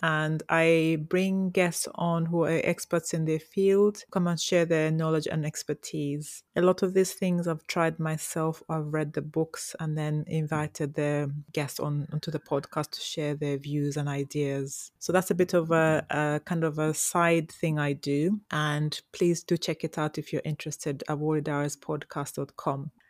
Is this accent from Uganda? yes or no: yes; Toro, Western Region, Uganda; grew up in Toro, the beautiful Toro.